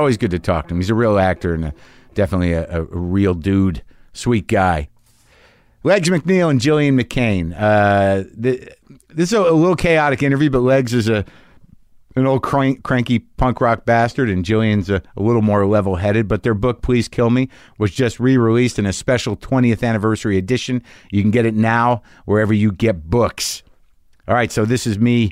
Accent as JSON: {"language": "English", "town": "Albuquerque", "region": "New Mexico", "country": "United States", "tie": "born or raised there", "said": "growing up in Albuquerque"}